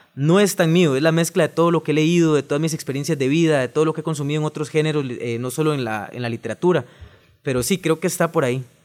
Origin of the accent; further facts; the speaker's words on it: Alajuela, Costa Rica; vengo de Alajuela, soy de la ciudad de Alajuela